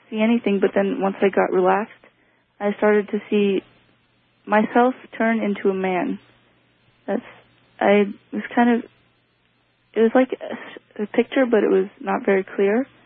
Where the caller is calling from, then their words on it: Washington, United States; I'm from Washington State.